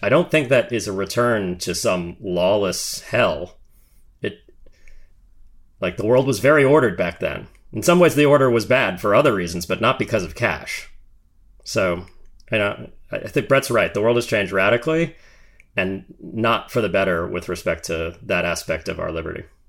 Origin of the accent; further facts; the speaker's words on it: United States; one of the remaining good things about being an American